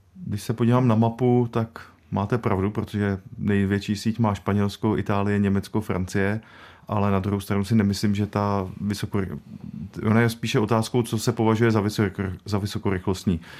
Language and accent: Czech; Liberec Region, Czechia; Já sám jsem z Libereckého kraje